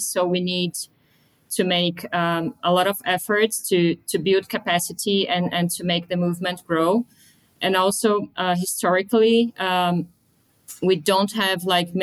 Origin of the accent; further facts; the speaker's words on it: Brazil; moved away as an adult; also born or lived in London; I grew up in Brazil. I am Brazilian.